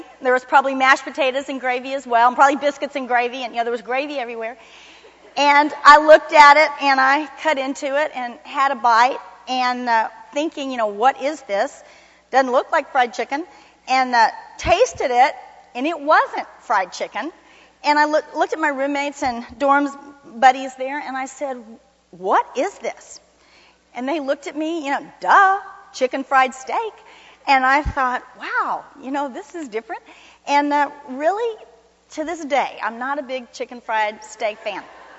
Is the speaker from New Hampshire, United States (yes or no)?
no; Miami, Florida, United States; moved away as an adult; now in Fort Worth, United States; Many of you know that I came from Miami, Florida to Fort Worth to go to TCU to become a nurse, my childhood dream. And I've told you some of the stories. I'd never been to Texas, didn't know anybody here.